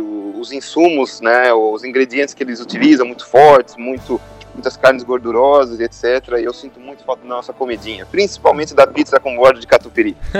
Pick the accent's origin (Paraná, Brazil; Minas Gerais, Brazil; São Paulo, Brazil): São Paulo, Brazil; Tatuí; accent: caipira (R puxado, interior); moved away as an adult; now in Lisbon, Portugal; O sotaque eu ainda tenho uh, um pouco daquele R puxado nosso